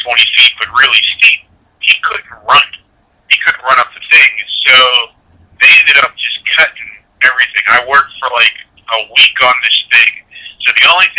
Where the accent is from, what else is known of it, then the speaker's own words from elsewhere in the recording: Pittsburgh, Pennsylvania, United States; being that I'm from Pittsburgh, my in-laws still live in Pittsburgh out by the airport.